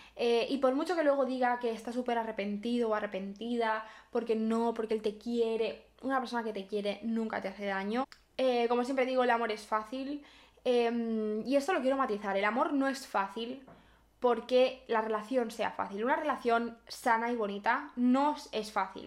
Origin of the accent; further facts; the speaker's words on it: Barcelona, Catalonia, Spain; yo soy de Barcelona